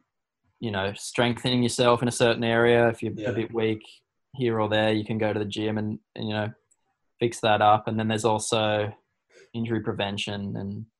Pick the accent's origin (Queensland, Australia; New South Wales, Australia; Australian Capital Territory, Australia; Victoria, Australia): Queensland, Australia; Burleigh Heads; I'm from Burley